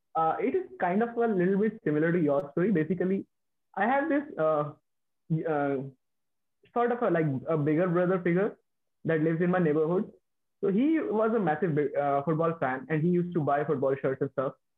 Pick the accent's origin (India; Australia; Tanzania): India; near Delhi, northern India; moved away; I belong to the northern India, like my hometown is in northern India, and it's near the capital.